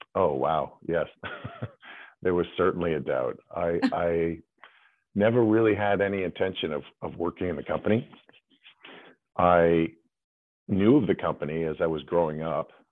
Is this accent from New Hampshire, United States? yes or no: yes; New Hampshire, United States; I grew up in New Hampshire